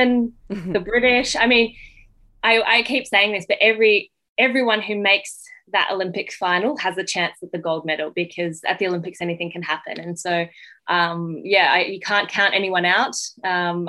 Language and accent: English; France; also born or lived in Western Sydney, Australia; now in Sydney, Australia; I was born in France